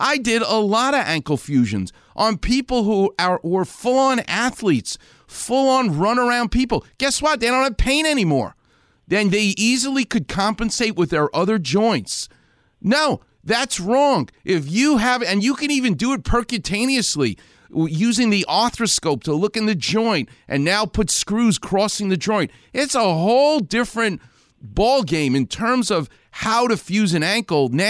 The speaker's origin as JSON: {"language": "English", "region": "New York", "country": "United States", "tie": "born or raised there", "said": "I grew up a Jewish guy in New York."}